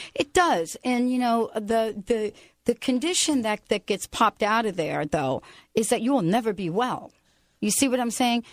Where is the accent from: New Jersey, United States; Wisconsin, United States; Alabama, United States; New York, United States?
New Jersey, United States; now in Pacific Northwest, United States; I'm also from New Jersey